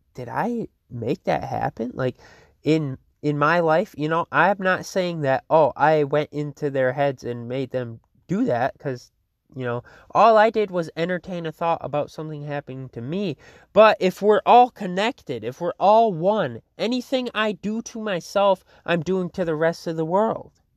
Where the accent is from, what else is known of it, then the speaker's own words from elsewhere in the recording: Fruitport, Michigan, United States; Fruitport, my hometown